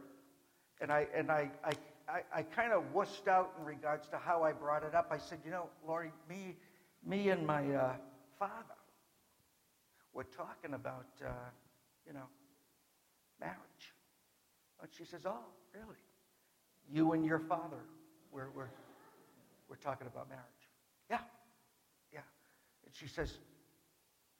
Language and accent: English; Boston, Massachusetts, United States; an Irishman from Boston